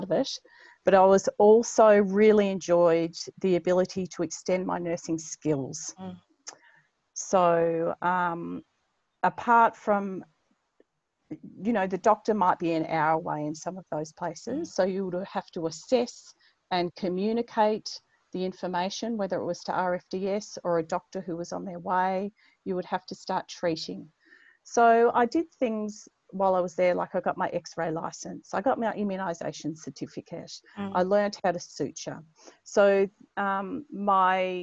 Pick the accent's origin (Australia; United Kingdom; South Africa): Australia; Melbourne, Victoria; moved away as an adult; also born or lived in Longreach, Queensland / Stradbroke Island / Mornington Island; growing up in Melbourne